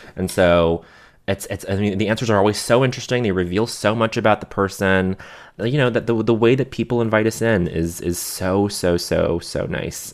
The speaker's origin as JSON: {"language": "English", "town": "Montreal", "region": "Quebec", "country": "Canada", "tie": "born or raised there", "said": "growing up in Montreal"}